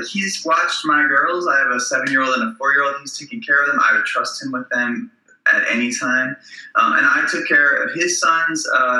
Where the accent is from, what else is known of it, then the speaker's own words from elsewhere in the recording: Southfield, Michigan, United States; moved away as an adult; also born or lived in New Orleans; I grew up in the Detroit area in the suburbs. I grew up across at 13 Mile in Southfield, which is 5 miles north of 8 Mile.